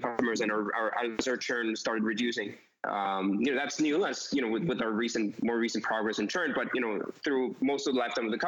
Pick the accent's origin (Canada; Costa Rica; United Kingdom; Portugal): Costa Rica; also born or lived in New York City; I'm originally from Costa Rica